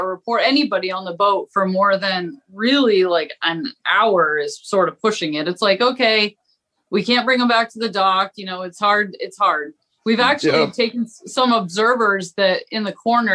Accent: Southwest Harbor, Maine, United States; I grew up on Southwest Harbor, so fishermen were, you know, I got woken up to clam diggers every morning

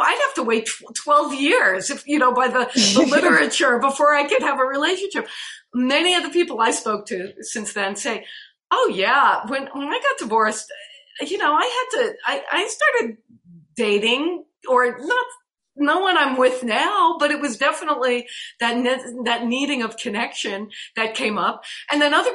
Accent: New York, United States; I grew up in New York, so we spent a lot of time in Central Park

